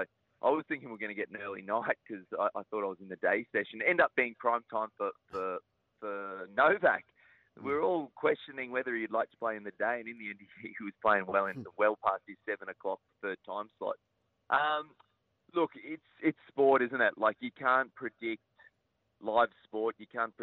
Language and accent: English; Queensland, Australia; being a Queenslander